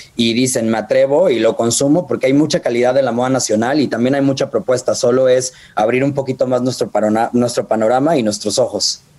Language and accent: Spanish; Guadalajara, Jalisco, Mexico; yo soy de Guadalajara